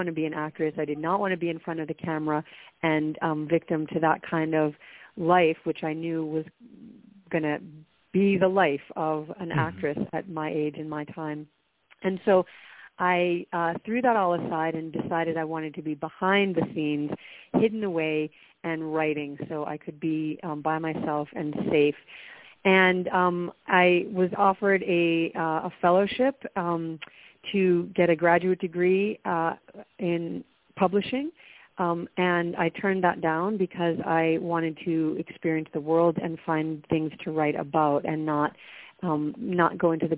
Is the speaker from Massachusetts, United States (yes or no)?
yes; Worcester, Massachusetts, United States; moved away as an adult; also born or lived in New York; So I was born in Worcester, Massachusetts. So it's a mid-sized city in the center of Massachusetts, and grew up there